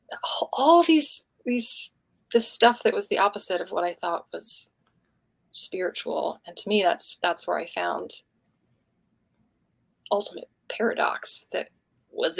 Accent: Atlanta, Georgia, United States; we lived close to woods where I grew up in Atlanta

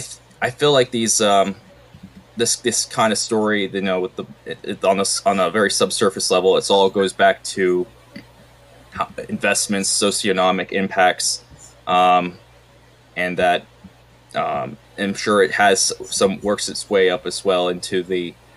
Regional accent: Columbus, Ohio, United States; I grew up in Northland area of Columbus. You know, it's kind of very far from Ohio State in a sense. Far, but not far.

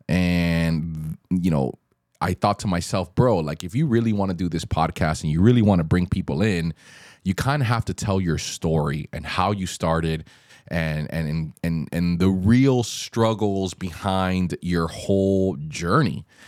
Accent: Miami, Florida, United States; also born or lived in Australia; we grew up here in Miami. You know, we're Miami boys through and through

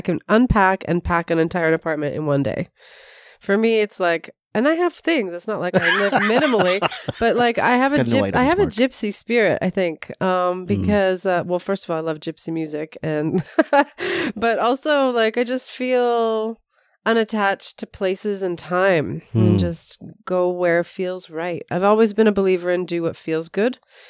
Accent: North York, Ontario, Canada; born there; Sure. Well, I was born in North York and have lived in a million places besides Toronto, and just moved to Toronto for school, actually.

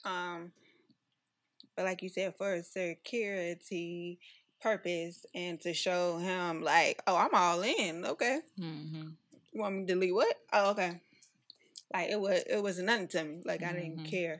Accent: Chicago, Illinois, United States; I'm from Chicago.

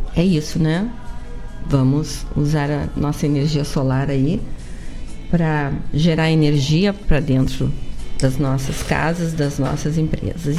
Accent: the South, Rio Grande do Sul, Brazil; Somos do Sul

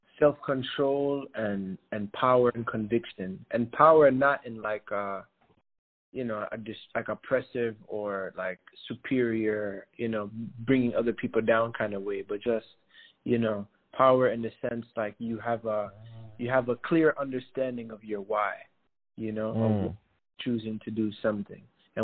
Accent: Eritrea; also born or lived in Burundi / Senegal; I'm from Eritrea and Burundi, originally born in Senegal.

